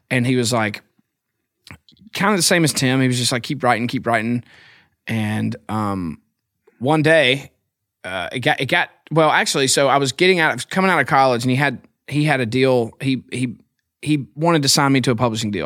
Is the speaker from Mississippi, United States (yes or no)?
yes; Philadelphia, Mississippi, United States; moved away as an adult; now in Nashville, United States; I'm from Philadelphia, Mississippi.